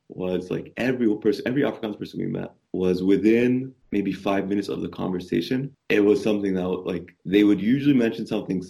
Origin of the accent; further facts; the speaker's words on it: Canada; So I'm Canadian as well